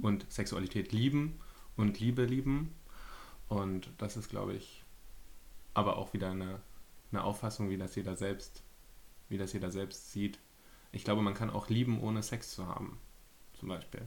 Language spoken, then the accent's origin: German; Berlin, Germany; Ich bin 29, ich komme aus Berlin